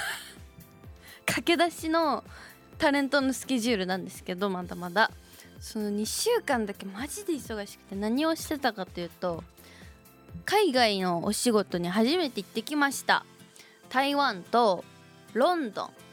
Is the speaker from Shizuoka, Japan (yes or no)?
yes; Shizuoka, Japan; moved away; 私の故郷静岡の高校